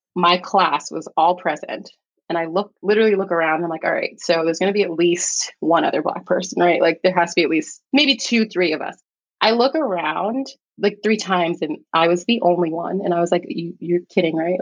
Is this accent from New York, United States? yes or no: yes; New York City, New York, United States; also born or lived in Staten Island, New York; I am a New York City native. I was born in Staten Island, raised in the Bronx, New York